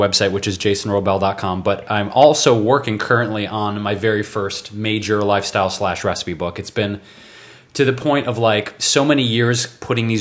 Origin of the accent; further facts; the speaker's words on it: Detroit, Michigan, United States; moved away as an adult; now in California, United States; I moved out from Detroit, where I was born, and came to California in 2005